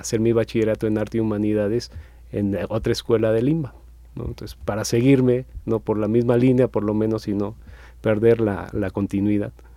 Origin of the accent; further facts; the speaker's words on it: Mexico; los que somos muy arriesga, arraigados, pues, a, a, a México